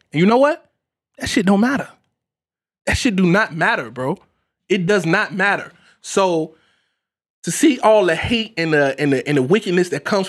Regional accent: Chicago, Illinois, United States; I grew up in the South Side of Chicago, whatever, West Side, whatever.

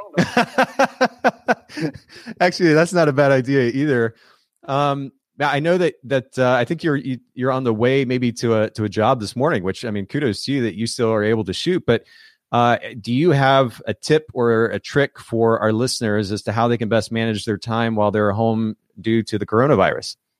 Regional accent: Kokomo, Indiana, United States; indiana uh, my home state, actually. I'm originally from Kokomo, Indiana

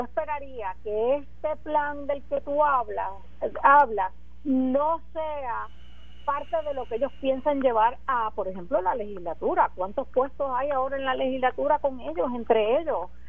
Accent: Puerto Rico; como puertorriqueña

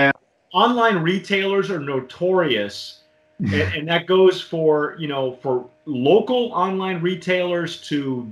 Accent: Southern California, United States; I grew up in Southern California

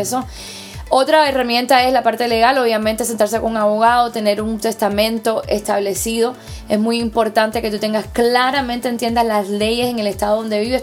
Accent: Cuba; now in United States; siendo cubana, latina

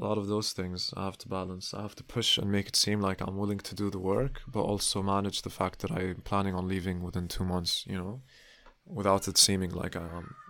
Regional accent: Palestine; now in Berlin, Germany; soy de Palestina. I'm from Palestine.

